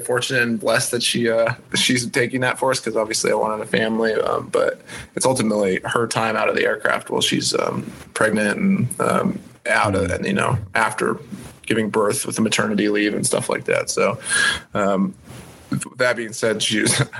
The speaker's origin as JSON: {"language": "English", "region": "New Mexico", "country": "United States", "tie": "born or raised there", "moved": "yes", "lives_now": "Hawaii, United States", "said": "I grew up in New Mexico, so in the southern United States"}